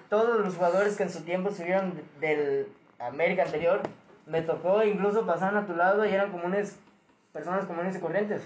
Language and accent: Spanish; Veracruz, Mexico; de aquí del estado era yo